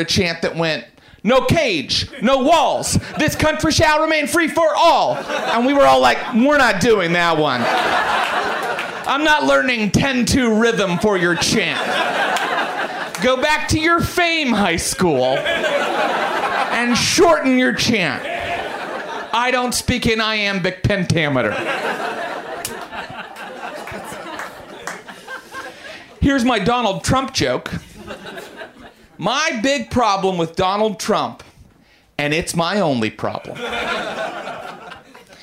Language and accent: English; Morgantown, West Virginia, United States; I was raised Pentecostal Christian in Morgantown, West Virginia